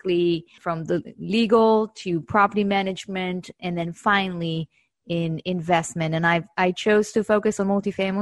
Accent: Israel; accent: Israeli; moved away as an adult; now in United States; I actually started my career back in 2007 in Israel, my accent.

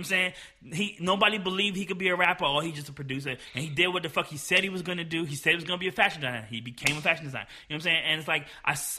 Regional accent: New Jersey, United States; I'm from Jersey, so I know a lot of Haitians

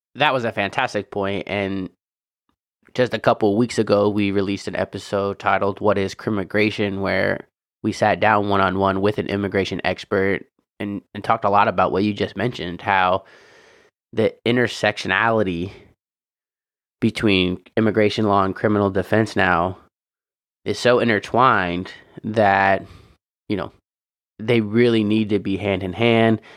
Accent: Indiana, United States; moved away; also born or lived in California; my home state of Indiana

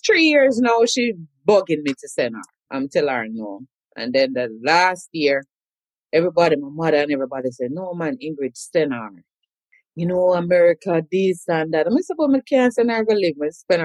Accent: Kingston, Jamaica; moved away as an adult; now in United States; So I'm a Kingston girl. I'm originally from Duhaney Park, Kingston 20, right under the clock, born at Whitfield Nursing Home

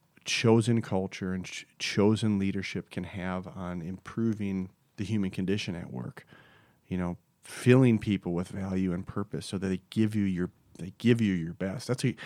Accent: Hastings, Minnesota, United States; I'm a small town Minnesota boy. I grew up in Hastings, right on the Mississippi. It was an awesome place to grow up, hardworking people.

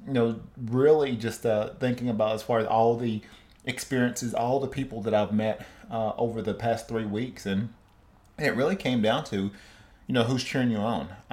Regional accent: Cleveland, Tennessee, United States; now in West Coast, United States; home to my hometown in Cleveland, Tennessee, seeing friends and family

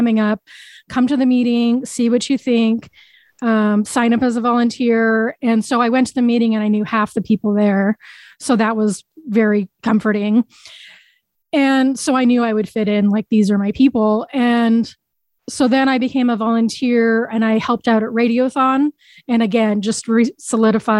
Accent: Boise, Idaho, United States; born or raised there

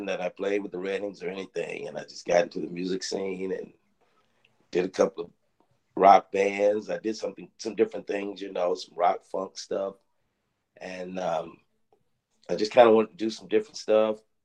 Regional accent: Macon, Georgia, United States; I was born and raised in Macon, Georgia

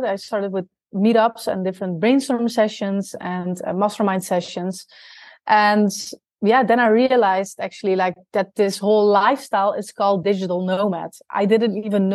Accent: Netherlands; moved away as an adult; also born or lived in South America / Australia; I'm originally from the Netherlands. And when I was 23 years old, I moved to South America to basically live abroad.

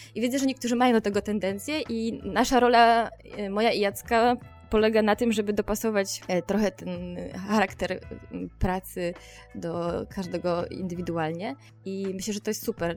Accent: Podkarpacie, Subcarpathian Voivodeship, Poland; now in Warsaw, Poland; Pochodzę ze bardzo małej miejscowości na Podkarpaciu, gdzie nie miałam e, dostępu do kina, do muzeów i do festiwali jakichkolwiek

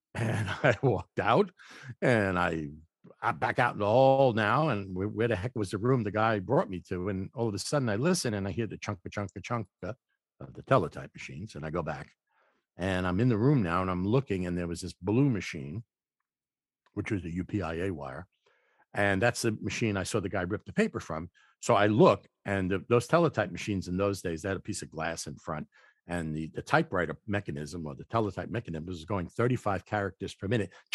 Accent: New York City, New York, United States; I was born in the Bronx, and I lived in the kind of apartment where you had to bang on the pipes, get heat

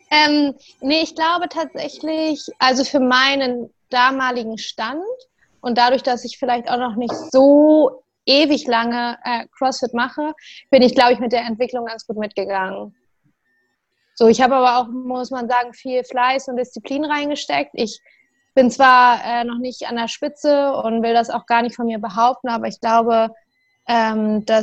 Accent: Bremen, Germany; Hallo ihr Lieben, ich bin's … Ich komme aus Bremen, bin 25 Jahre alt.

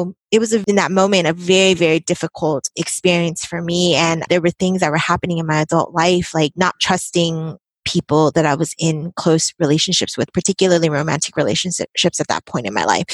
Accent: Bay Area, California, United States; born and raised in the Bay Area, practice also here in the Bay Area

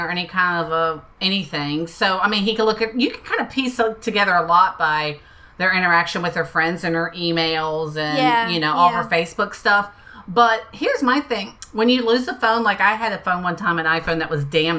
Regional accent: Florida, United States; moved away; my hometown in Florida

